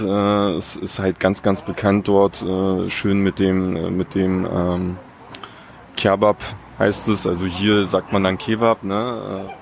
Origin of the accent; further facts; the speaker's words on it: Eberswalde, Brandenburg, Germany; ich bin hier in Deutschland geboren